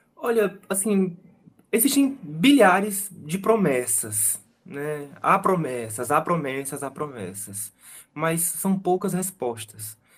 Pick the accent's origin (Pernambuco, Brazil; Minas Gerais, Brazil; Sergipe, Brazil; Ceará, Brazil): Ceará, Brazil; Fortaleza; eu, que sou fortalezense, que nasci e cresci aqui